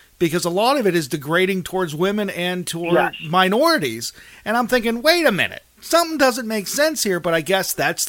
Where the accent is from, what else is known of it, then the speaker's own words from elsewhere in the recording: Mars, Pennsylvania, United States; moved away; I grew up in Mars, Pennsylvania.